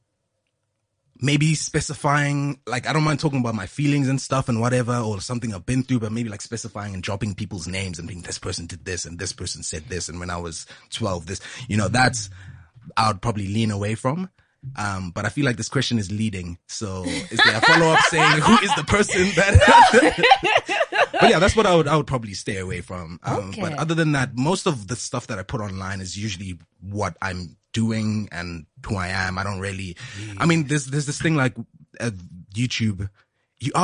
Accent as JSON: {"language": "English", "town": "Johannesburg", "region": "Gauteng", "country": "South Africa", "tie": "born or raised there", "moved": "as an adult", "lives_now": "Cape Town, South Africa", "said": "I grew up in the same hood. I was raised in Randburg"}